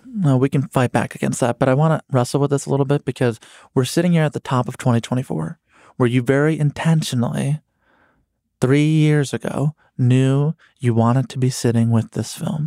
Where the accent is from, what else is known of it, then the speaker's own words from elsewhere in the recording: Chicago, Illinois, United States; I'm from Chicago